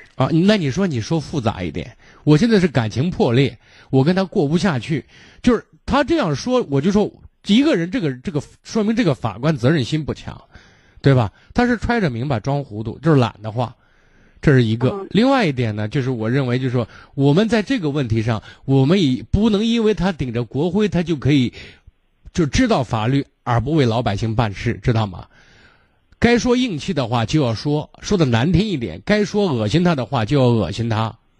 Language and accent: Chinese; Shaanxi, China; 我们陕西人讲叫念念驴踢死人